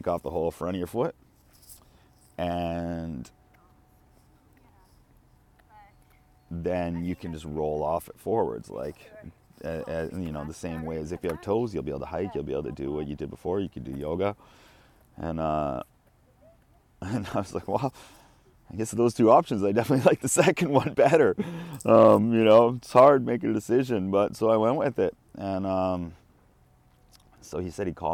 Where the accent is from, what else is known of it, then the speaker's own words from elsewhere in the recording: Kamloops, British Columbia, Canada; moved away as an adult; now in Japan; my parents drove me back to Kamloops, my hometown